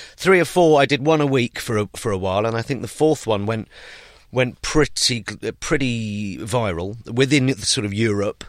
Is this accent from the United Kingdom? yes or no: yes; United Kingdom; I'm British and I am a political satirist